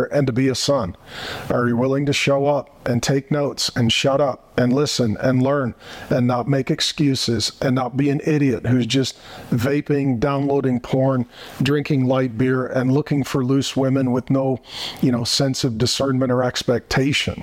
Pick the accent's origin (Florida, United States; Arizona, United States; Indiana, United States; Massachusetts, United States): Arizona, United States; my home state of Arizona